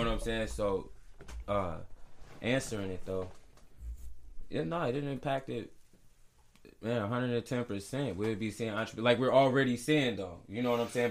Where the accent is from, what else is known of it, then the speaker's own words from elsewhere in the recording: St. Paul, Minnesota, United States; grew up in St. Paul, the Rondo area